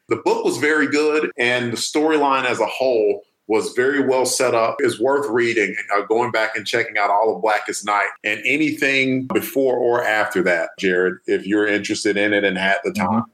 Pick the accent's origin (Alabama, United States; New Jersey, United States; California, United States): Alabama, United States; moved away as an adult; also born or lived in Odenton, Maryland; I'm from Alabama